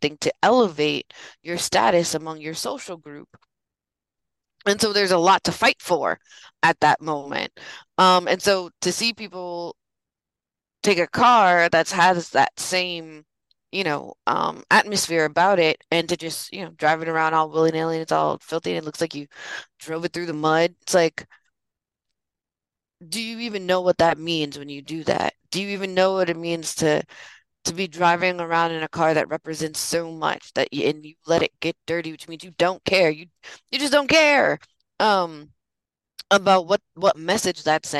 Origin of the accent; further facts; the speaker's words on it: San Francisco, California, United States; my mom's born and raised in San Francisco, and so am